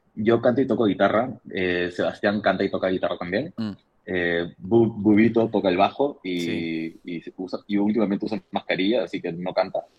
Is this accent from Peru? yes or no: yes; Lima, Peru; los limeños solemos usar muchas palabras que podrían ser despectivas